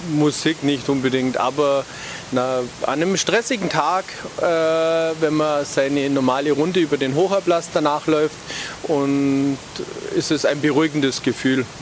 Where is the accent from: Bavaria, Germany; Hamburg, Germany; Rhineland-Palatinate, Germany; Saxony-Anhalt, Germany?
Bavaria, Germany; Augsburg; Ja, bin ich. Ich bin früher als Kind an der Singold und also unser Grundstück war direkt an der Singold, bin da aufgewachsen